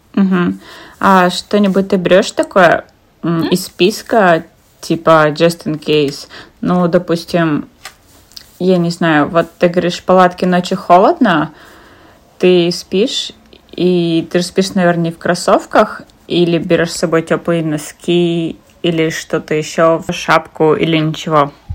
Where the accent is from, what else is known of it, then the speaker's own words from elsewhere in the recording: Kazakhstan; я из Казахстана